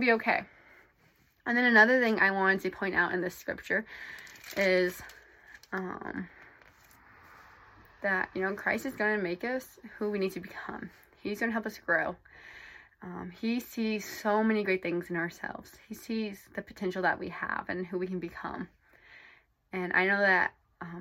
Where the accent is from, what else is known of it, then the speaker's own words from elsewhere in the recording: Iowa, United States; moved away as an adult; now in Provo, United States; I'm from Iowa, but right now I'm currently in Provo, Utah